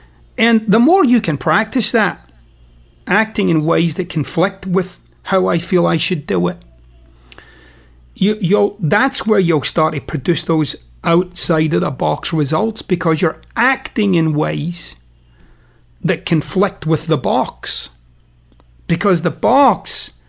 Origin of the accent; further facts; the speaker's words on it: Scotland, United Kingdom; You know, I'm Scottish. I'm particularly dour, actually, as a human being, I would say.